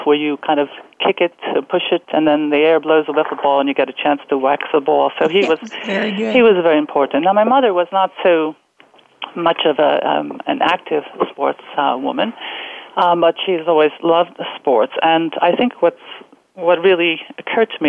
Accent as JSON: {"language": "English", "region": "New Jersey", "country": "United States", "tie": "born or raised there", "said": "Growing up on East Coast, New Jersey"}